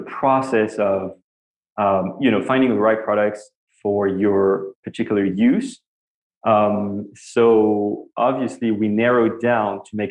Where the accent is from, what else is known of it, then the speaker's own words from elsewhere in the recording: Paris, Île-de-France, France; English is a second language; moved away as an adult; now in New York, United States; As you can hear from my accent, I grew up in Paris, France. And I moved here when I was 25 years old